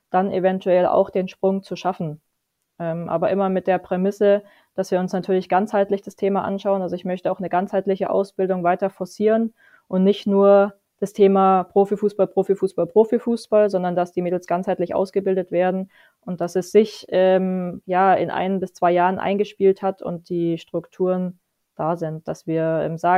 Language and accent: German; Munich, Bavaria, Germany; ähm, gut, München ist meine Heimatstadt, äh, das brauche ich nicht äh, leugnen, aber ich äh, sehe mich die nächsten Jahre in Fürth.